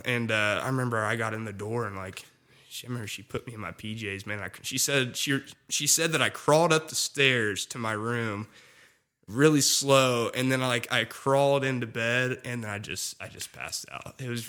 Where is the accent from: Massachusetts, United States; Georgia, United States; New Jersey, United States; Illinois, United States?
Illinois, United States; Casey; moved away as an adult; now in Nashville, United States; I'm from Casey, Illinois, which is just a town of 3,000 people